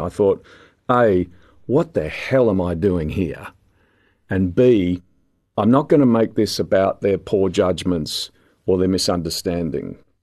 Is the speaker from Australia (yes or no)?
yes; Sydney, New South Wales, Australia; we had toy trains growing up in Sydney